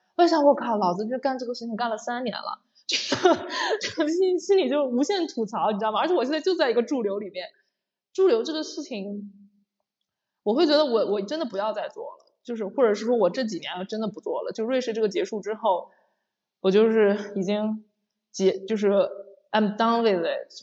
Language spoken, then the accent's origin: Chinese; China; moved away; 因为我是个中国人